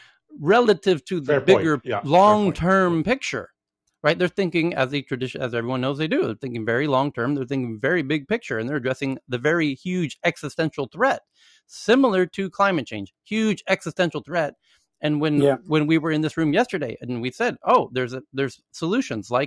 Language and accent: English; United States; moved away as an adult; now in Thailand; being an American who lives in Asia and works in Europe for more than a decade now